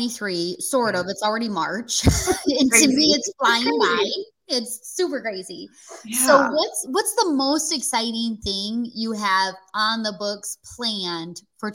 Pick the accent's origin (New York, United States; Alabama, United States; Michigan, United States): Michigan, United States; moved away as an adult; now in Florida, United States; a lot of you know I'm from Michigan and I just moved to Florida a couple years ago.